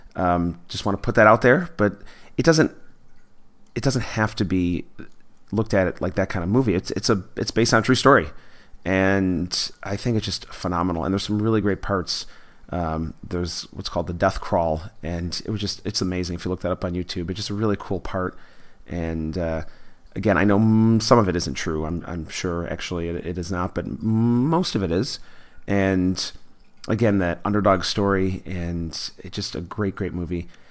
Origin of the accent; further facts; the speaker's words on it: Buffalo, New York, United States; I grew up in Buffalo, Buffalo, New York.